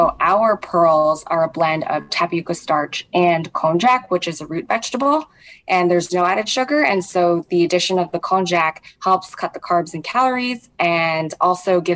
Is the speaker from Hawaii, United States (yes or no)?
yes; Hawaii, United States; moved away; I grew up in Hawaii, just some childhoods there. I have family there